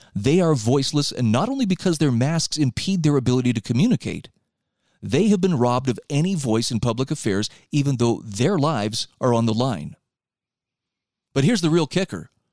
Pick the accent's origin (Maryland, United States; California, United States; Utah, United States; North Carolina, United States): Utah, United States; here in my home state of Utah